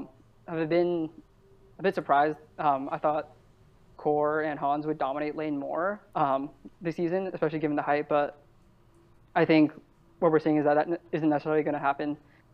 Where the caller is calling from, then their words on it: California, United States; Bay Area, California.